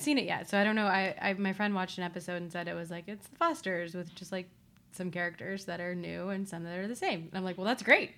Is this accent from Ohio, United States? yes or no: yes; Ohio, United States; I'm also from Ohio